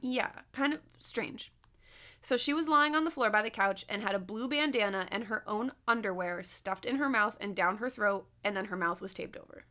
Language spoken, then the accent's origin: English; Binghamton, New York, United States; moved away; from here to, to Binghamton, like, to my hometown